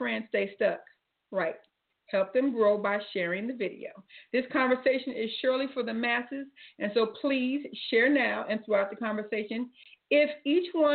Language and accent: English; Cleveland, Ohio, United States; I'm from Cleveland